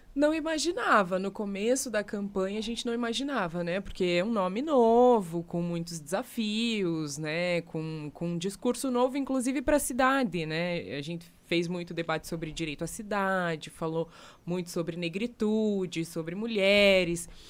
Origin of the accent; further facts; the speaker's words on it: Curitiba, Paraná, Brazil; E sou uma mulher né, negra que nasceu na cidade de Curitiba